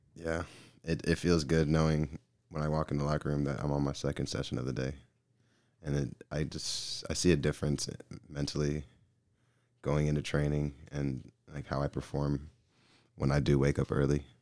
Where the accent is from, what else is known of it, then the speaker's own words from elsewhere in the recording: Gwinnett County, Georgia, United States; moved away; I'm from Gwinnett County, Georgia